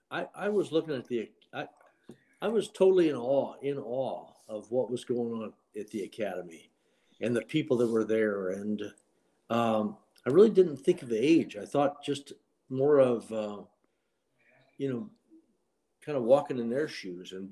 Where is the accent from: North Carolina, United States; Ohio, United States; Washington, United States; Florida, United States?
Florida, United States; Miami; Uh, Miami, Florida.